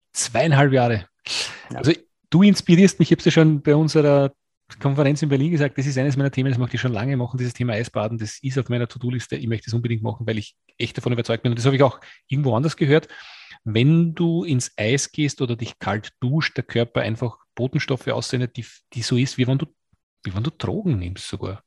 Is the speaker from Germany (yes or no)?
no; Austria; Gefriertruhe heißt es bei uns in Österreich